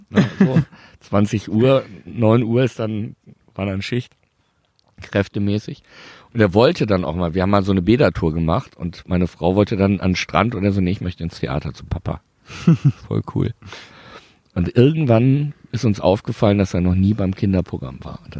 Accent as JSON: {"language": "German", "town": "Bielefeld", "region": "North Rhine-Westphalia", "country": "Germany", "said": "ich bin ja Bielefelder"}